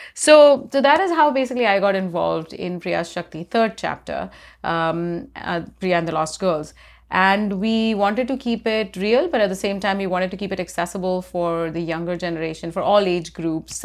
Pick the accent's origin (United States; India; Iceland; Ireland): India; I grew up in India